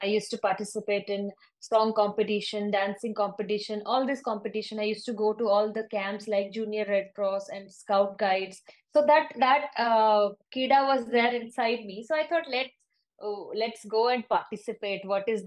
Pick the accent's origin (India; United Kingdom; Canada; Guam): India; Rairangpur, Odisha; moved away as an adult; also born or lived in Bhubaneswar, India; now in Dubai, United Arab Emirates; when I was in my hometown in Rai Rangpur